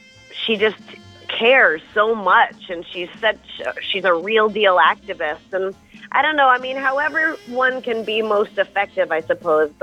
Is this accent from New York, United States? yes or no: no; New Hampshire, United States; I'm from New Hampshire